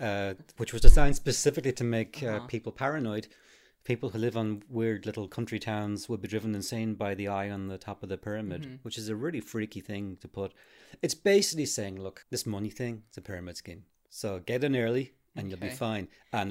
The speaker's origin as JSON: {"language": "English", "town": "Arklow", "region": "County Wicklow", "country": "Ireland", "tie": "born or raised there", "said": "There used to be a lodge in my hometown, Arklow, right across Ferrybank."}